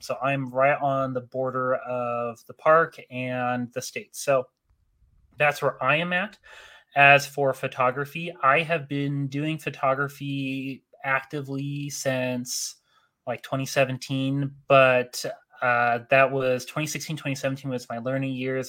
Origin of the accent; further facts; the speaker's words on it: Northern Utah, United States; also born or lived in Arizona; I grew up in Northern Utah. Uh, I initially came from Arizona as a kid